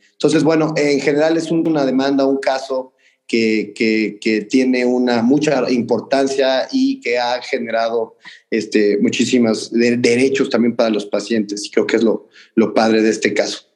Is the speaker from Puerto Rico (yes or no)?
no; Mexico; nosotros como mexicanos